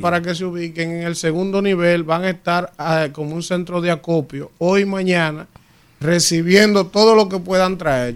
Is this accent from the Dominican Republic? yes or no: yes; Dominican Republic; nos caracteriza como dominicanos